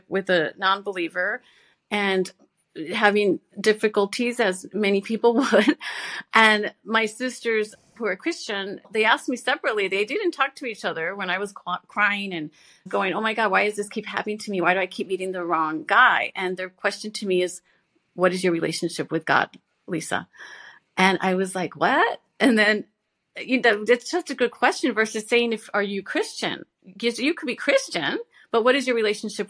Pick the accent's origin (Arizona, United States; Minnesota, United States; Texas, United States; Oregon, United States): Texas, United States; I was born and raised in Texas